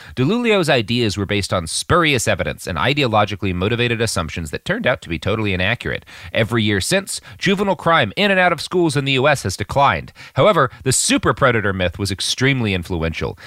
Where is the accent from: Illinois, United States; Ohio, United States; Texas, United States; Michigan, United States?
Texas, United States; I grew up in Texas in this period of time